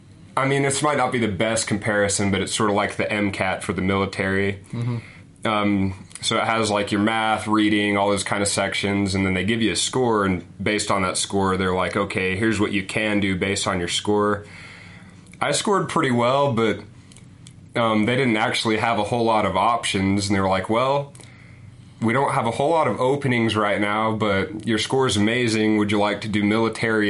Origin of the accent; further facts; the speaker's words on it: Cedar City, Utah, United States; I grew up in Cedar City, Utah